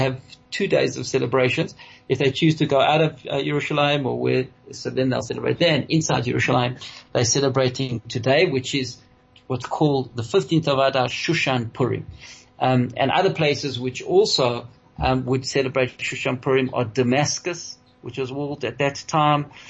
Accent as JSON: {"language": "English", "country": "South Africa", "said": "we as South African Jews"}